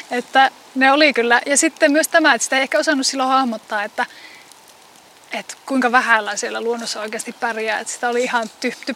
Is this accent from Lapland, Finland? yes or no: no; Kuusamo, North Ostrobothnia, Finland; syrjimmässä 10 kilometrin päässä Kuusumon keskustasta. 10 kilometriä niin kuin keskustasta pohjoiseen on mun kotipaikka.